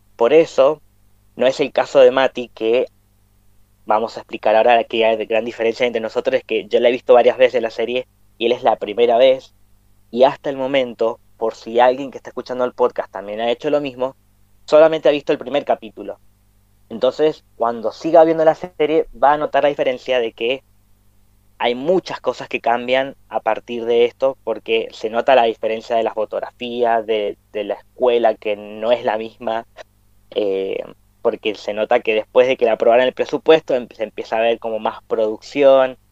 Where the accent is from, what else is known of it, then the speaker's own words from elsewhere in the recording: Mendoza, Argentina; nosotros somos de Mendoza, Argentina, hablamos español